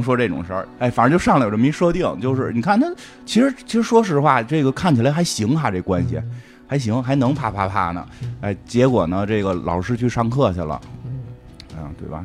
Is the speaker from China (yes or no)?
yes; China; 我们中国人还在含蓄地得上没上床